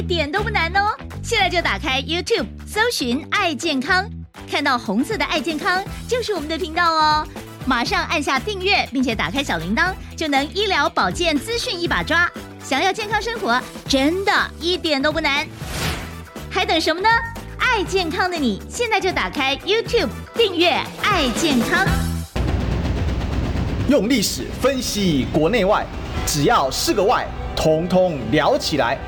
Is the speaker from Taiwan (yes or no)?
yes; Taiwan; 之前我们台湾人很多人到当地去哦。